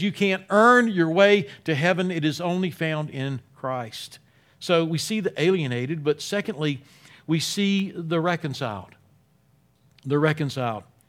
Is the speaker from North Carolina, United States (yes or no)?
yes; Wilmington, North Carolina, United States; I'm from Wilmington, North Carolina. Uh, in my early teens, started going to Grace Baptist Church there